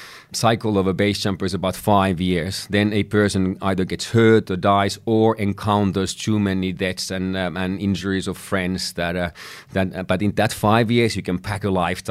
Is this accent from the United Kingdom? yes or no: no; Finland; English is a second language; in my home country of Finland, it was something that was illegal.